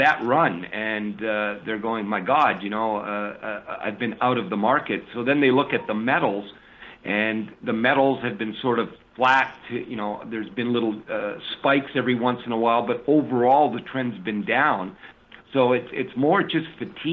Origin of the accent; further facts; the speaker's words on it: Canada; now in United States; I'm now an American resident, so I'm not doing this by and sort of waving the Canadian flag